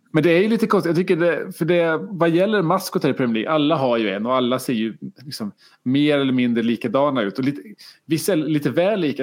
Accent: Karlstad, Värmland, Sweden; jag är från Karlstad och, och Färjestad

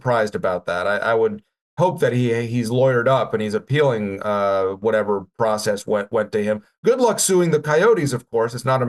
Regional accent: Russia; moved away; also born or lived in Canada; Although I did not stream across the southern border. I enjoyed immigrating so much from Russia

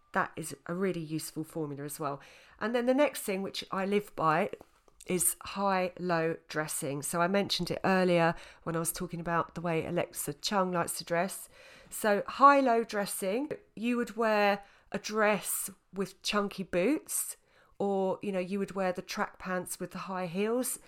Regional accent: Essex, East of England, United Kingdom; I was from Essex. I'm still from Essex. At the time, I was living in Essex

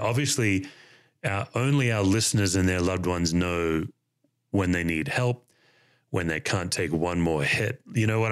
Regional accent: Australia; moved away as an adult; now in United States; as an Australian

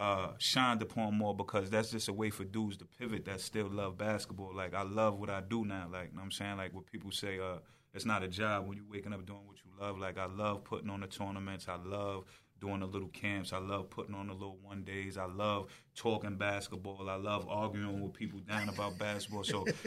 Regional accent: Wyandanch, New York, United States; Yeah, I grew up in Wyandanch as well.

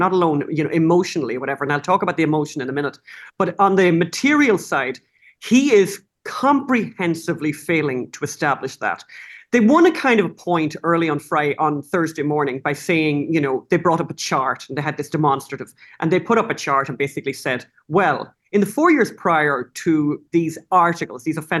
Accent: Ireland; I'm from Ireland

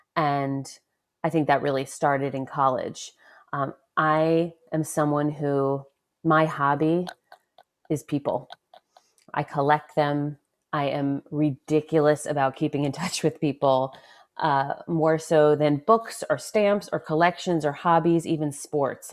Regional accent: Westchester, New York, United States; first in Westchester, New York

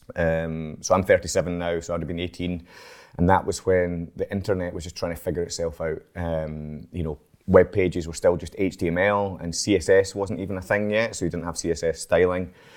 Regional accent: Edinburgh, Scotland, United Kingdom; now in Glasgow, United Kingdom; I'm from Edinburgh, actually, so I was born in Edinburgh

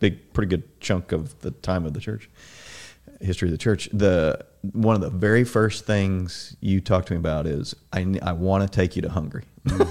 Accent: Southern Illinois, United States; I grew up in Southern Illinois.

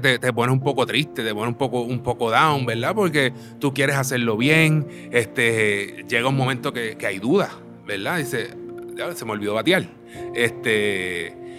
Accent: Aguadilla, Puerto Rico; moved away; also born or lived in Mayagüez; me crié en Aguadilla, toda mi niñez la desarrollé en Aguadilla

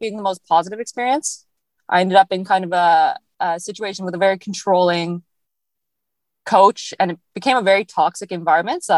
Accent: Ottawa, Ontario, Canada; moved away as an adult; now in Lecce, Italy; I was born and I was raised in Nepean, basically until I left for college. Then I left for Italy

